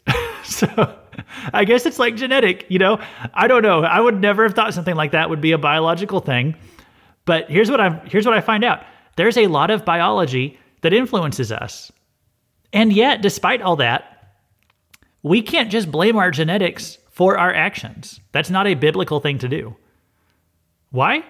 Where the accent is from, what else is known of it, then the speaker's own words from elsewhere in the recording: Missouri, United States; I'm from Missouri too